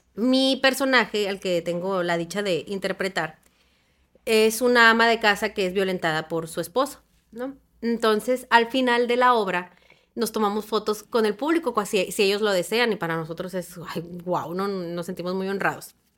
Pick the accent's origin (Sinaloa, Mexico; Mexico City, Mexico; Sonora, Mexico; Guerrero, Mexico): Sonora, Mexico; Hermosillo